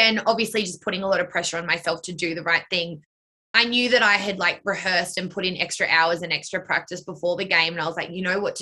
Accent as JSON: {"language": "English", "area": "Blue Mountains", "region": "New South Wales", "country": "Australia", "tie": "born or raised there", "said": "the studio that her and I grew up dancing in the Blue Mountains"}